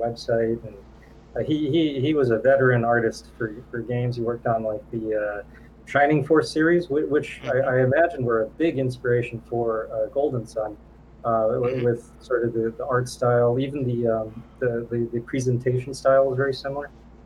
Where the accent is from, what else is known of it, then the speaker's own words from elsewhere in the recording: Thailand; moved away; when I was like a little kid in Thailand